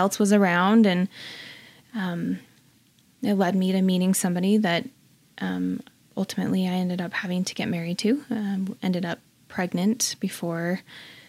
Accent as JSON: {"language": "English", "town": "Orem", "region": "Utah", "country": "United States", "tie": "born or raised there", "also_born_or_lived": "Vernal, Utah", "said": "I was raised in Orem, Utah"}